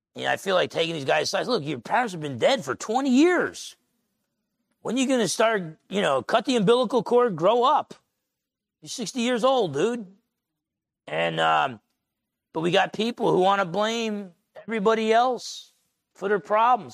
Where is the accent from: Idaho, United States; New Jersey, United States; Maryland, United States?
New Jersey, United States; Essex County; Growing up in Essex County, New Jersey